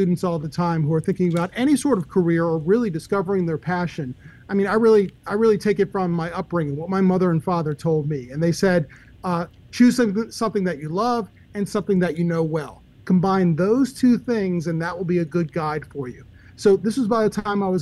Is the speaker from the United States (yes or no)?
yes; Maryland, United States; moved away as an adult; also born or lived in Michigan; now in Memphis, United States; I was born and raised in Maryland